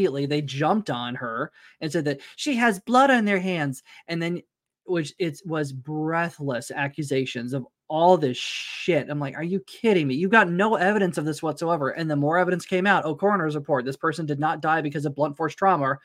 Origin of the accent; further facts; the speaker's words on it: Tulsa, Oklahoma, United States; it's about like 30 minutes north of Tulsa where I grew up